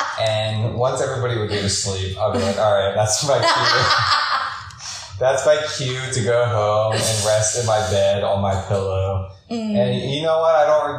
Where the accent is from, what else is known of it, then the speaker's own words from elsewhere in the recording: Pennsylvania, United States; we're from Pennsylvania.